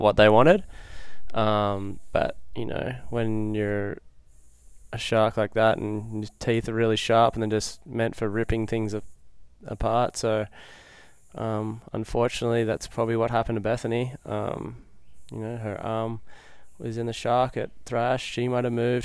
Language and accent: English; Lennox Head, New South Wales, Australia; now in Hawaii, United States; I'm from Lennox Head originally, uh, New South Wales, and I moved to Hawaii, like, about fifteen years ago